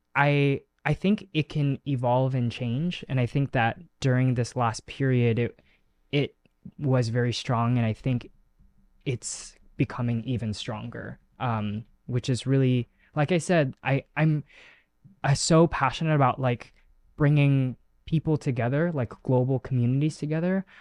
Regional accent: United States; first language Chinese; English is a second language; I spoke Chinese was my first language and I lost it as I grew up because you are here in America

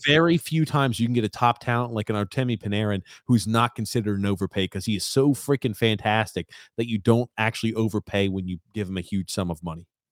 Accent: United States; I'm from the States.

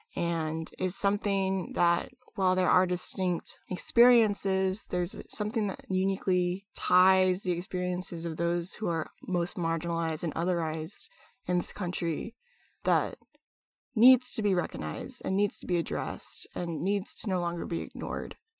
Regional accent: United States; As a Filipino American woman myself

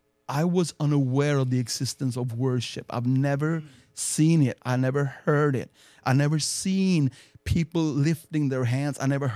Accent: Sweden; English is a second language; I grew up in the Lutheran Church, mm-hmm. which is a state church of Sweden.

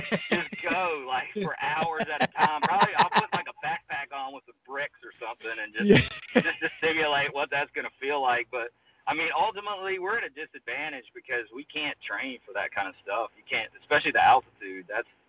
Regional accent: New Orleans, Louisiana, United States; I'm from New Orleans.

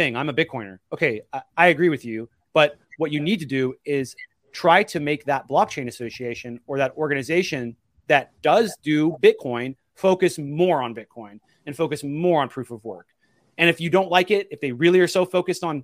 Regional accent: Portland, Oregon, United States; I'm from Oregon.

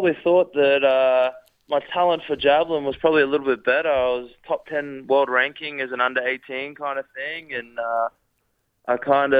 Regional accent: Rockhampton, Queensland, Australia; moved away as an adult; also born or lived in Ballarat, Australia; now in United States; I grew up in Rockhampton, out there in Queensland, went to high school and all that kind of stuff up there

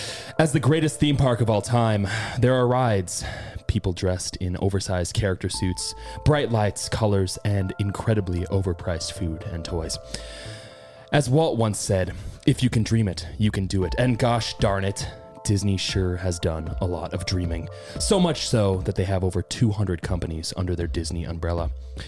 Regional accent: Ireland; I can make that joke because I'm from Ireland.

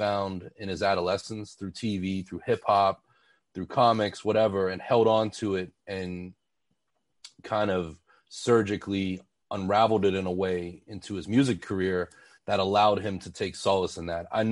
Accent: Pittsburgh, Pennsylvania, United States; moved away; also born or lived in Philadelphia; I was growing up in Pittsburgh and around that time had moved to Philly

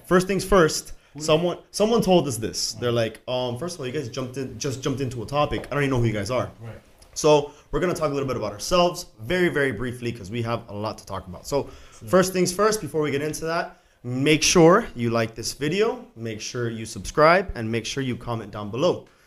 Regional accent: Miami, Florida, United States; born and raised in Miami

